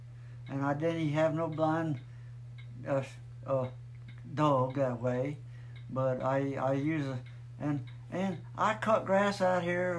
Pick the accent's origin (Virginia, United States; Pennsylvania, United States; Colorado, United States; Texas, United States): Colorado, United States; Loveland; I was born in 1930, 30th of December in Loving, Colorado.